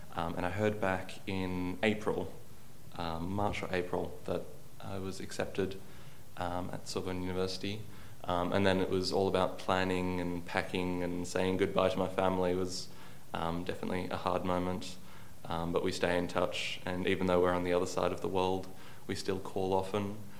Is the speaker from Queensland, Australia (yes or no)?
no; Sydney, New South Wales, Australia; moved away as an adult; now in Paris, France; I come from Australia, from Sydney on the east coast.